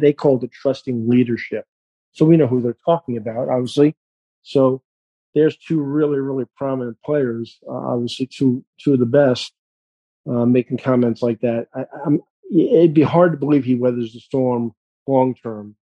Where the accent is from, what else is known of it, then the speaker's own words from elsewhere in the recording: New York, United States; I'm a New Yorker